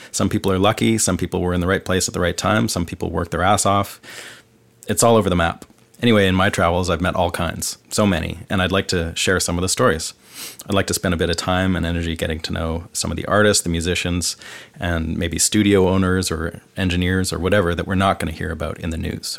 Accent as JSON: {"language": "English", "town": "Vancouver", "region": "British Columbia", "country": "Canada", "moved": "as an adult", "lives_now": "Nashville, United States", "said": "I'm from Vancouver, Canada, and I've lived the last seven years of my life in Nashville."}